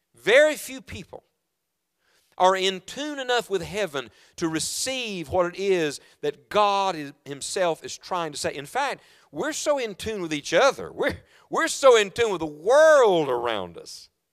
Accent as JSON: {"language": "English", "region": "West Virginia", "country": "United States", "also_born_or_lived": "Knoxville, Tennessee", "moved": "yes", "said": "I am from West Virginia"}